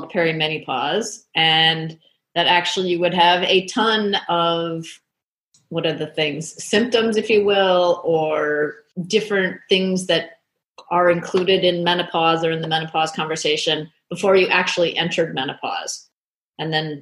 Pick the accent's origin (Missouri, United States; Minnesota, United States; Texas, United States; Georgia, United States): Minnesota, United States; moved away as an adult; also born or lived in Boston / Chicago / Florida; now in Australia; I grew up in the States. I grew up in Minnesota.